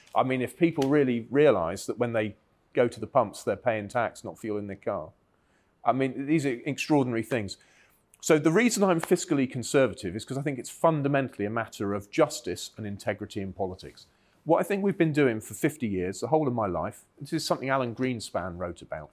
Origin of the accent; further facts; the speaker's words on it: Cornwall, South West England, United Kingdom; I grew up in Cornwall where it, there was hard rock mining for, for tin